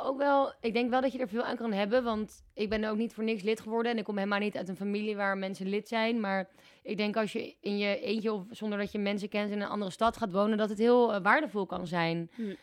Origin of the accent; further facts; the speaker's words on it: Amsterdam, North Holland, Netherlands; moved away as an adult; also born or lived in Groningen; in Amsterdam, waar ik vandaan kom